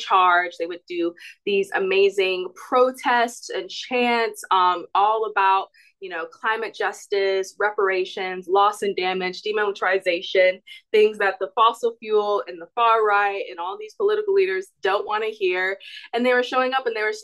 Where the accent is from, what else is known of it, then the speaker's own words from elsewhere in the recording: Georgia, United States; moved away; And I'm originally from Georgia. I still vote in Georgia.